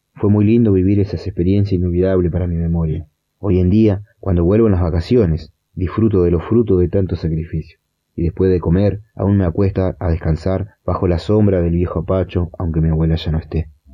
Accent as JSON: {"language": "Spanish", "region": "Litoral", "country": "Argentina", "tie": "born or raised there", "moved": "yes", "lives_now": "Florencio Varela, Argentina", "said": "criarme en esa hermosa selva que está rodeada por grandes lagos, inmensos árboles con animales silvestres que le dan vida al litoral"}